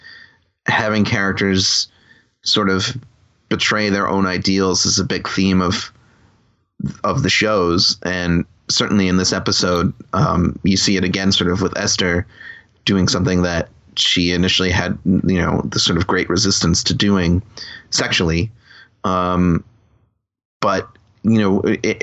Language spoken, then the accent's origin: English; Long Island, New York, United States; on Long Island where I grew up